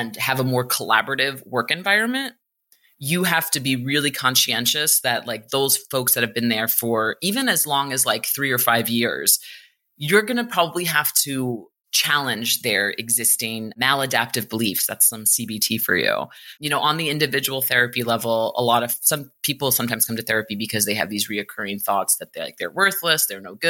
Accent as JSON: {"language": "English", "town": "New York City", "region": "New York", "country": "United States", "tie": "born or raised there", "said": "I grew up in New York City."}